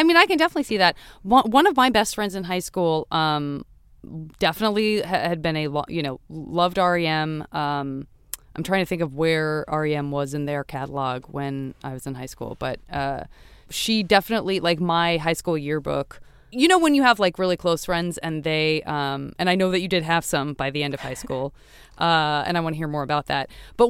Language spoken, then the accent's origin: English; Los Angeles, California, United States; I'm from Los Angeles. You know what I mean? So it's like... Okay, then I respond. I'm like, a native.